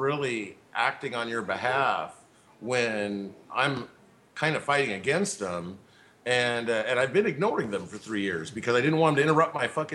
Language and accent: English; Tacoma, Washington, United States; I was raised in Tacoma